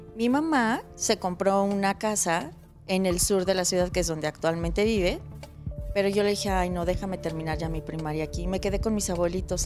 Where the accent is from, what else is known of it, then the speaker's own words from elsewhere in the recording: Mexico City, Mexico; also born or lived in Veracruz; Pues siempre digo que soy de la Ciudad de México porque realmente crecí aquí, al año y medio llegué, entonces pues aquí soy del DF